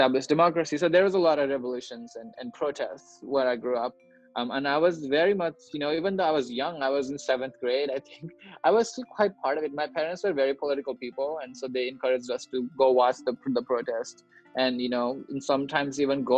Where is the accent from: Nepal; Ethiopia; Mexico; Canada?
Nepal; now in United States; I grew up in Nepal